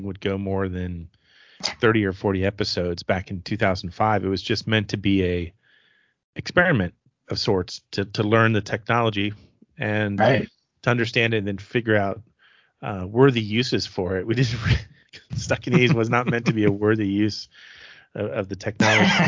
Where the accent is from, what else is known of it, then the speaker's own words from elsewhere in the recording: Clearwater, Florida, United States; I grew up in Clearwater, Florida, which is a suburb of Tampa